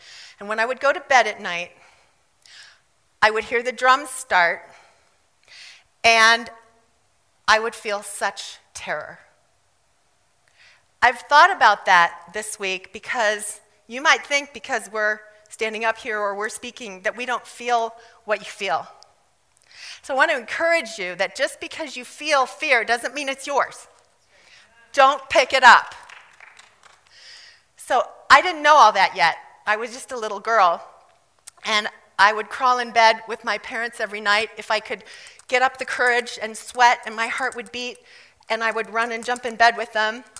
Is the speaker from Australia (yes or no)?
no; South Africa; I grew up in South Africa. I really should talk like this. I really do when I'm around South Africans.